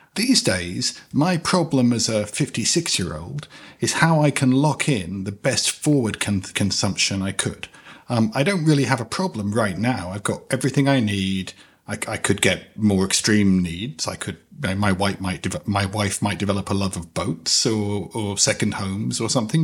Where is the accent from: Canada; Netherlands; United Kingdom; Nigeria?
United Kingdom; now in United States; I'm a British citizen, but I live in the United States.